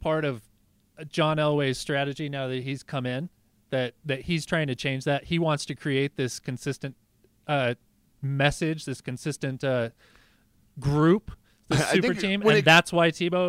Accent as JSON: {"language": "English", "region": "New Mexico", "country": "United States", "tie": "born or raised there", "moved": "yes", "said": "I grew up in New Mexico."}